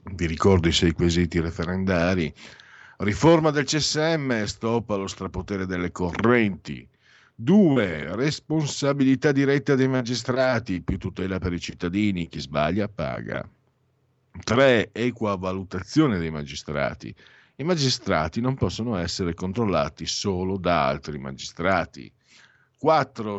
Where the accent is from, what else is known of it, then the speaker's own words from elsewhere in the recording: San Vito al Tagliamento, Friuli-Venezia Giulia, Italy; io vengo dal eh, San Vito al Tagliamento, in, Friuli, in alto a destra in Friuli